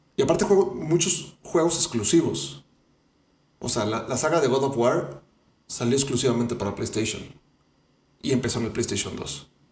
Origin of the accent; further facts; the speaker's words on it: Mexico; uno como mexicano